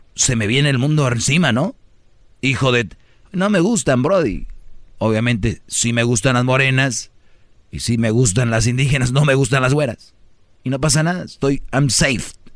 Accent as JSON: {"language": "Spanish", "region": "Nuevo León", "country": "Mexico", "moved": "yes", "lives_now": "Los Angeles, United States", "said": "Nuevo León, de donde yo soy"}